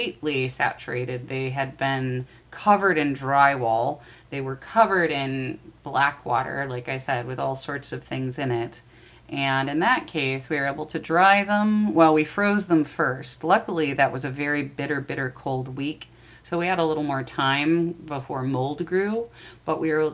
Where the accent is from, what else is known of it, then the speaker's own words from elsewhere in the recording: Midwest, United States; I'm from the Midwest